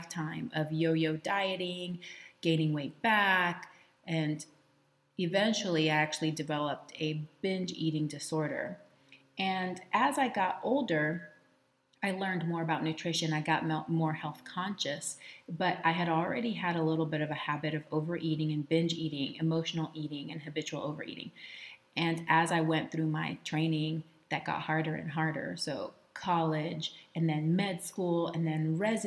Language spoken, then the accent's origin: English; Texas, United States; I was raised in Texas with my mom and my first stepdad